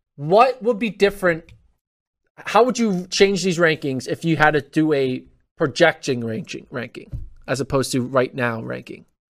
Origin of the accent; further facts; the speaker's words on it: United States; I'm American